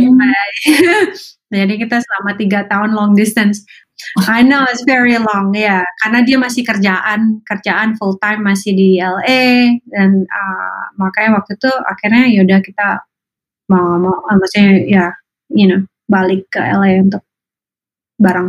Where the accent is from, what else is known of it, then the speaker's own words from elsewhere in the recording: Indonesia; moved away as an adult; now in United States; saya besar di Indonesia